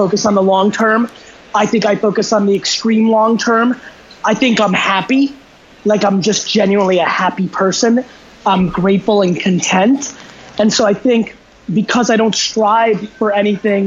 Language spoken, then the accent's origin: English; New Jersey, United States; born or raised there; also born or lived in Belarus